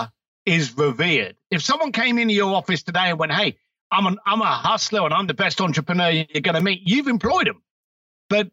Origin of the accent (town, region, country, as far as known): United Kingdom